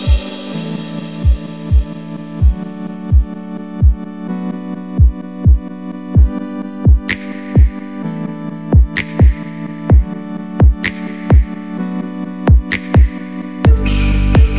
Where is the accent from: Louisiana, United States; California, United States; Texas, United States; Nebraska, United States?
Louisiana, United States; I grew up in Louisiana